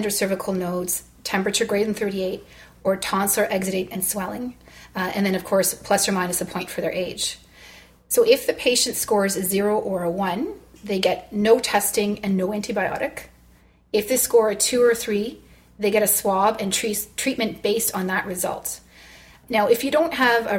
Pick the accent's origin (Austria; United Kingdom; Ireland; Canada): Canada; Toronto, Ontario; I'm from Toronto